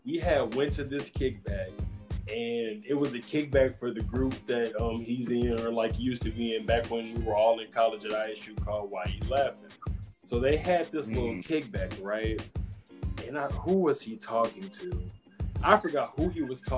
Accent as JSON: {"language": "English", "town": "Gary", "region": "Indiana", "country": "United States", "tie": "born or raised there", "said": "my hometown of Gary, Indiana"}